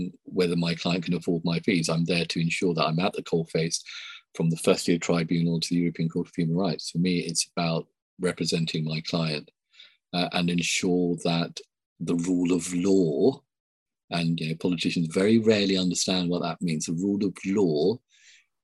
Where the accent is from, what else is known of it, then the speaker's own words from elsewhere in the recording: Sri Lanka; now in United Kingdom; I was born in Sri Lanka, a first generation immigrant